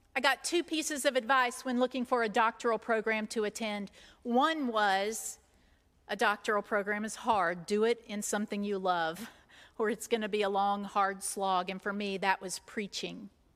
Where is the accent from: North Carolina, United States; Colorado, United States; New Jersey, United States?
North Carolina, United States; Robbinsville; I'm that kid from Robbinsville, North Carolina, who grew up in white spaces.